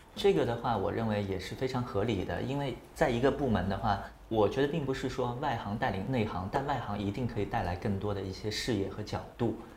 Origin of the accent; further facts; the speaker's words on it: Shanghai, China; also born or lived in Qingdao; 那时候是零六年刚刚硕士毕业，我是上海人，然后从青岛回到上海